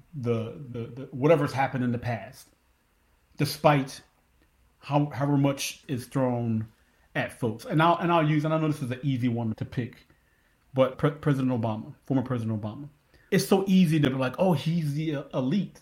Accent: Philadelphia, Pennsylvania, United States; now in Texas, United States; growing up in Philly

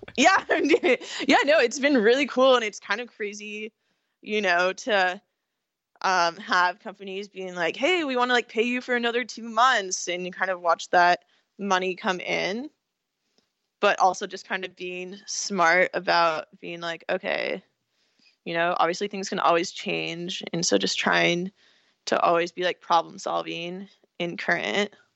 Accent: California, United States; also born or lived in Pennsylvania; I'm from California

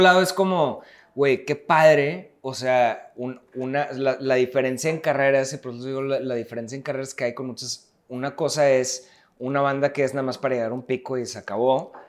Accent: Mexico; como somos los mexicanos

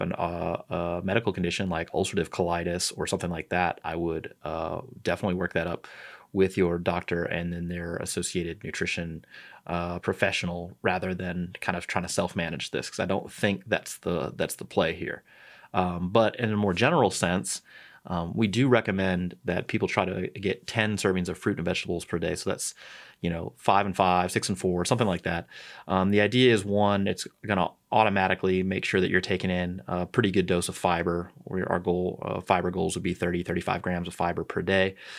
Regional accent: St. Louis, Missouri, United States; moved away; I'm from St. Louis

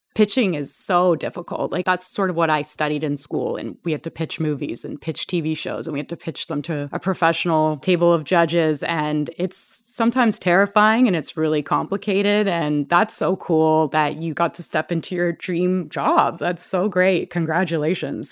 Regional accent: Canada; I'm Canadian

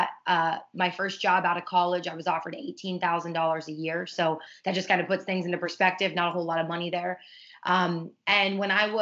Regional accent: Ohio, United States; also born or lived in Pittsburgh, Pennsylvania; now in South Florida, United States; I was raised in Ohio

